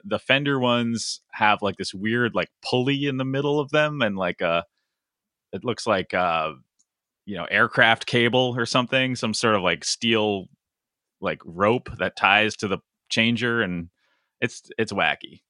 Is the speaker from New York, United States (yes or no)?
no; Connecticut, United States; I grew up in Connecticut